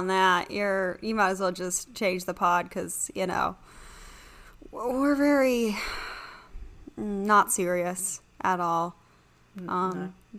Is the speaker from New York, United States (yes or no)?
yes; New York, United States; accent: Long Island; And, you know, based on my accent, I am obviously from Long Island.